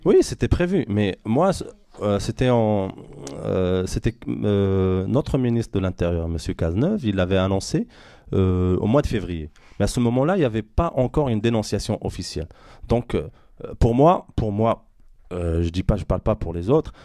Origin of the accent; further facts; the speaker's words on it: Morocco; now in France; je suis marocain, je suis né dans ce pays, j'aime ce pays